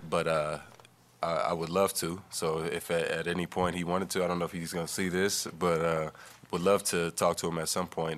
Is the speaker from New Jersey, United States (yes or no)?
no; East Palo Alto, California, United States; I grew up in East Palo Alto